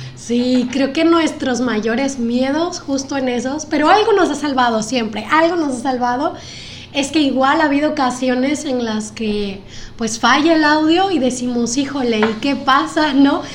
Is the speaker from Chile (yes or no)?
no; Guerrero, Mexico; somos dos costeños enamorados de Acapulco